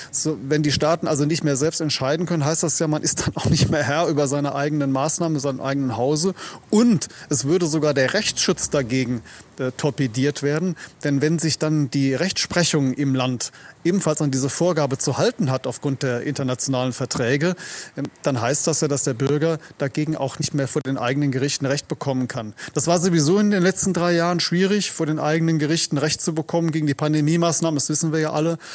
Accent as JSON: {"language": "German", "country": "Germany", "lives_now": "Vienna, Austria", "said": "Als Deutsche, der ich hier zu Gast war, ist die Atmosphäre dort. Denn ich bin das aus, aus der Bundesrepublik gewohnt"}